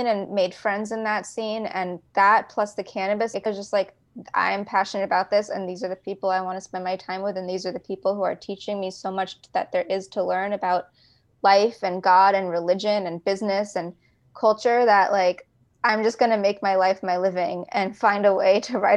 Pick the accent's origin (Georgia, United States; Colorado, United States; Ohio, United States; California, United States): California, United States; Los Angeles; moved away as an adult; also born or lived in New York; I grew up in California, like Los Angeles